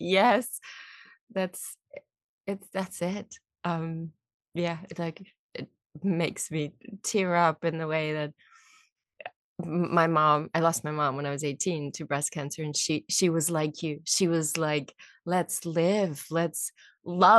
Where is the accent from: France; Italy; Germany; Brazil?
Germany; moved away; I'm German, actually. I was born in Germany.